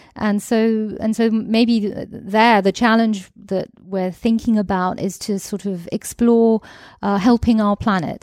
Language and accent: English; United Kingdom; also born or lived in Greece; now in France; I'm British, I'm actually half Greek